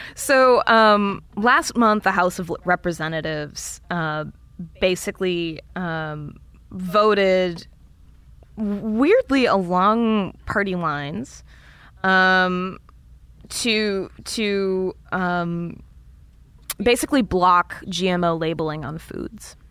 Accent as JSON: {"language": "English", "region": "Iowa", "country": "United States", "said": "being from Iowa"}